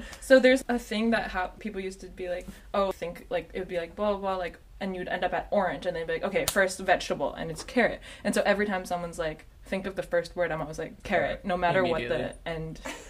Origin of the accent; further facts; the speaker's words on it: Windham, New Hampshire, United States; Windham, New Hampshire.